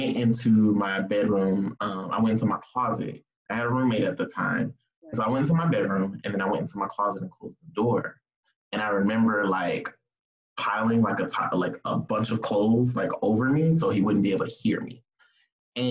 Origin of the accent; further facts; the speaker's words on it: California, United States; moved away as an adult; also born or lived in Georgia; I moved to Georgia from California.